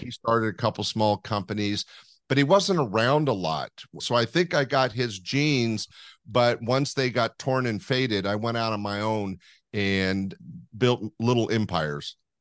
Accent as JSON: {"language": "English", "town": "Sacramento", "region": "California", "country": "United States", "tie": "born or raised there", "said": "I was born and raised in Sacramento, California, right in the middle of California"}